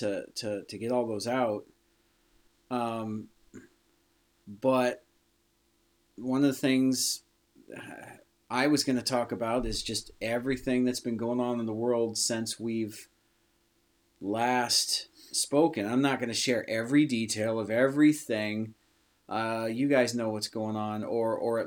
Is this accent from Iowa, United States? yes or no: yes; Iowa, United States; we're from Iowa, so here we have the University of Iowa Hawkeyes